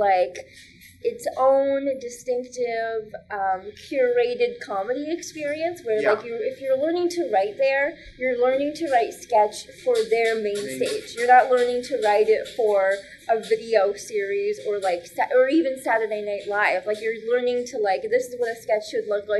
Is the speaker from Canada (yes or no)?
yes; Waterloo, Ontario, Canada; moved away as an adult; also born or lived in Windsor; now in Toronto, Canada; I was living in Waterloo at the time, which is my hometown